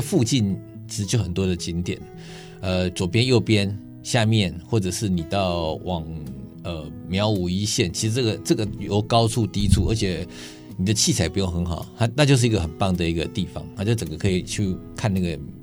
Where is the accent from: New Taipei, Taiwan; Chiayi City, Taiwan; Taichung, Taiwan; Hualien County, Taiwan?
New Taipei, Taiwan; Shuangxi; 我的故乡，刚刚讲的就是双，新北双溪